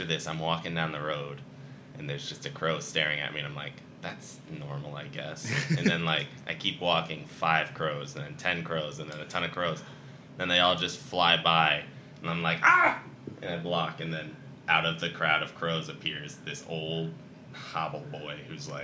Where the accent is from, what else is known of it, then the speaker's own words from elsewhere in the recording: Midwest, United States; I'm from the Midwest.